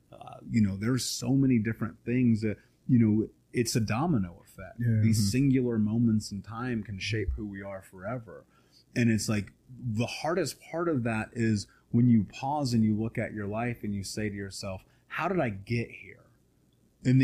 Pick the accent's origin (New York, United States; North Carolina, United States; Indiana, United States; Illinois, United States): Indiana, United States; Indianapolis; I grew up in Indianapolis.